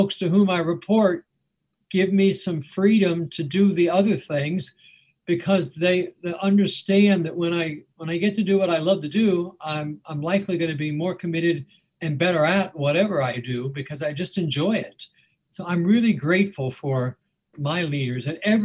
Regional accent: Mason, Ohio, United States; now in Wake Forest, United States; I grew up in Mason

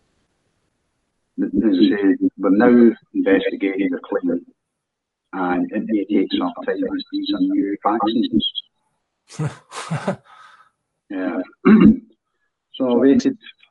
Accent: Scotland, United Kingdom; I'm a Scottish citizen

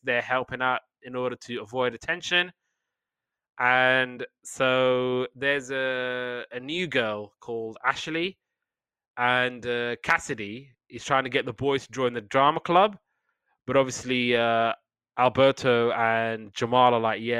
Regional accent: United Kingdom; I'm Brit

